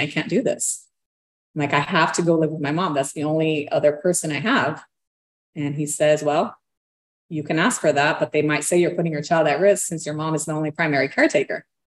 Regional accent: Brazil; moved away; We're from Brazil

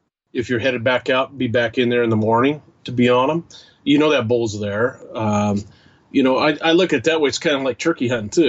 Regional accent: Washington, United States; moved away; my home state anymore, Washington

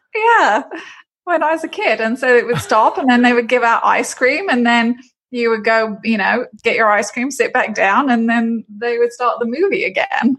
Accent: London, United Kingdom; moved away as an adult; now in Orlando, United States; I'm originally from London, England, but I've been in Florida a long time

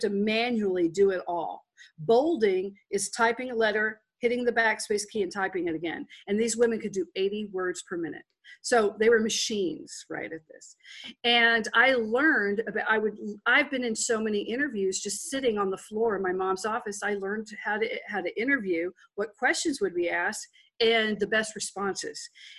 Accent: Texas, United States; accent: Texas; I come from Texas. I actually have a natural Texas accent.

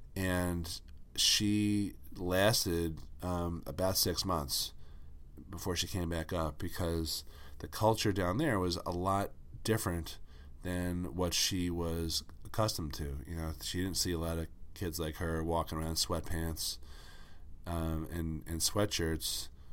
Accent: Northeast, United States; I grew up in the Northeast.

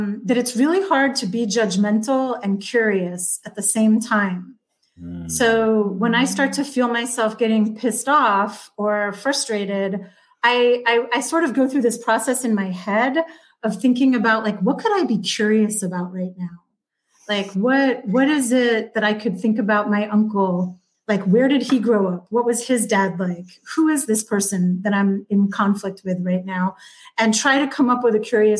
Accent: Westchester County, New York, United States; born or raised there

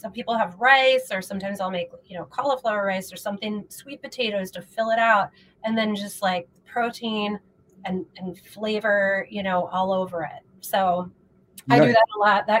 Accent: Midwest, United States; moved away as an adult; now in Los Angeles, United States; I'm from the Midwest, and moved to LA about 4.5 years ago

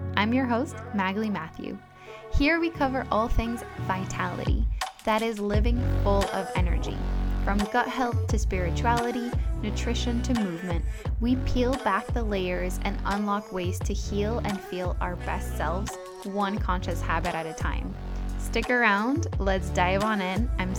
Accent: Singapore; born there; also born or lived in Thailand; I am French. I was born in Singapore and I sound quite American, and I've never actually lived in France.

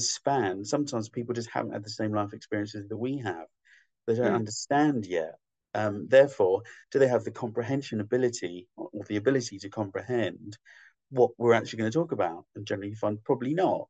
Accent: London, United Kingdom; also born or lived in Scotland; half Scottish, so I'm like, and Londoner, Scottish

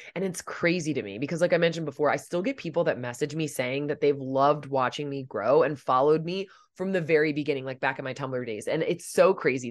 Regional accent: Delaware, United States; moved away as an adult; also born or lived in Pennsylvania / Los Angeles; I had, like, stayed in my home state of Delaware and, like, Pennsylvania all my life.

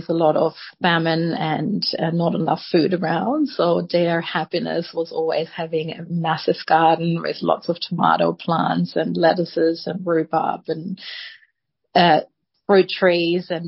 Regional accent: Germany; moved away as an adult; now in Sydney, Australia; I was born in Germany and grew up there. I only came to Australia when I was 27

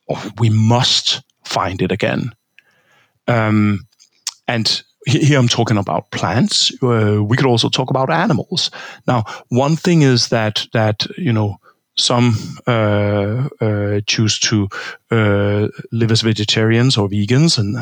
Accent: Denmark; I'm from Denmark. I grew up in Denmark. I grew up in a pig farm.

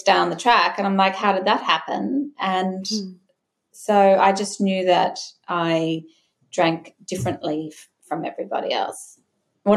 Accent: Brisbane, Queensland, Australia; Growing up in Brisbane in the 90s

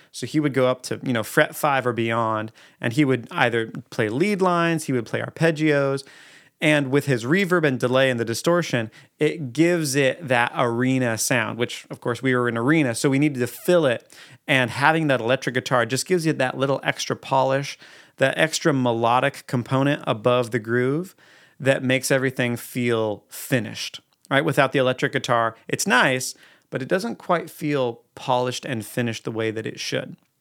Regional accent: Eugene, Oregon, United States; I'm from Eugene, Oregon

